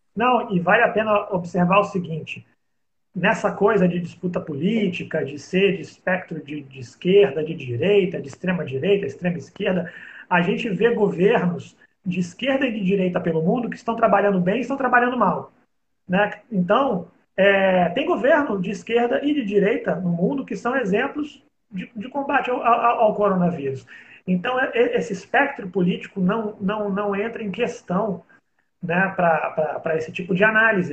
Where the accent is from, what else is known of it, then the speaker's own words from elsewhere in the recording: Rio de Janeiro, Brazil; eu sou do Rio de Janeiro